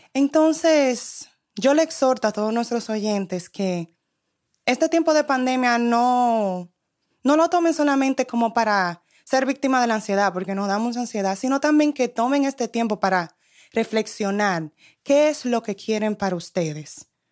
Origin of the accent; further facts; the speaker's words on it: New York, United States; yo soy de New York